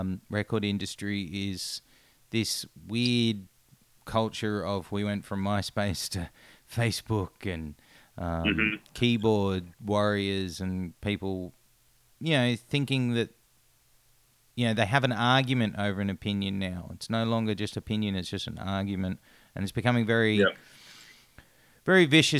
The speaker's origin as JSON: {"language": "English", "country": "Australia", "said": "as an Australian"}